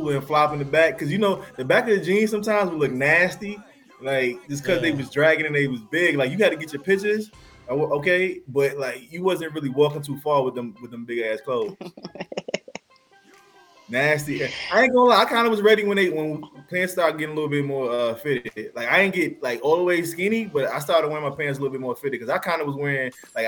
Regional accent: New York, United States; moved away; also born or lived in Atlanta, Georgia; I'm from New York

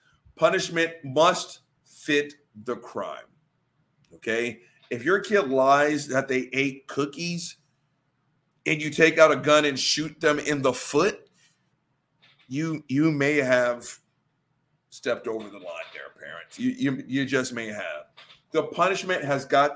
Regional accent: the Bible Belt, United States; the guy born and raised in the Bible Belt

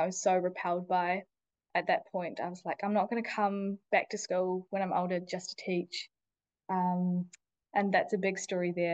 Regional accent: New Zealand; also born or lived in India; So I was born in India, but I grew up mostly in New Zealand

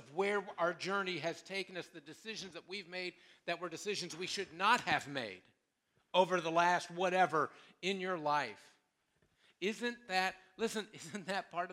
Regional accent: Columbus, United States; moved away; I grew up in Columbus

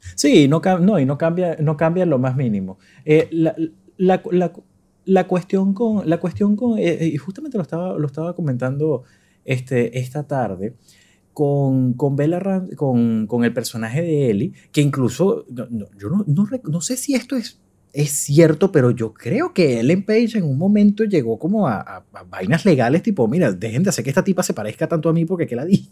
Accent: Venezuela; moved away; como venezolano en el extranjero

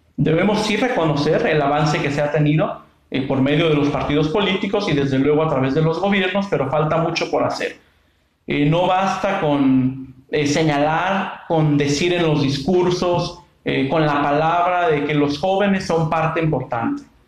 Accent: Angamacutiro, Michoacán, Mexico; moved away as an adult; now in Morelia, Mexico; soy originario del municipio de Angamactiro, aquí de nuestro estado de Michoacán

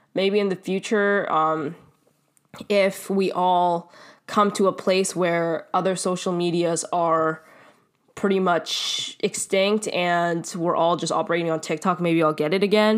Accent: Canada; I am Canadian

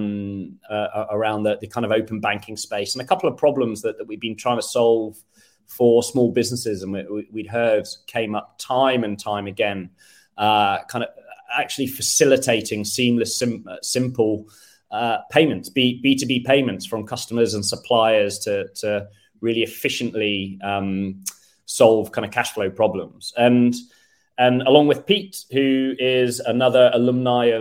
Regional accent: United Kingdom; moved away as an adult; now in Sweden; I'm British

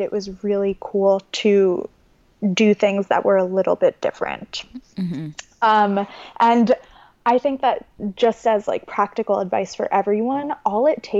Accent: Long Island, New York, United States; moved away as an adult; now in San Francisco, United States; I grew up on Long Island

